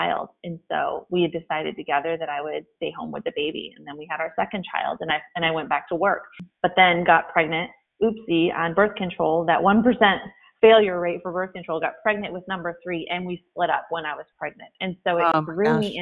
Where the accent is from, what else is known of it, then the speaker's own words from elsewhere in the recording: Flint, Michigan, United States; moved away; I was born in Flint, Michigan, in the city, but it was a dirt road